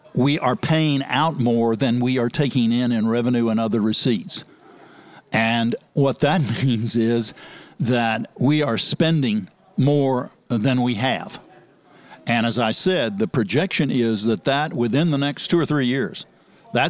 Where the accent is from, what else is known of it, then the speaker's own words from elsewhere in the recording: Dallas, Texas, United States; moved away as an adult; also born or lived in Kansas / Corpus Christi, Texas / Austin, Texas / Washington, D.C.; now in Sarasota, United States; I'm a Texan, transplanted from Kansas originally, but grew up in Dallas, Texas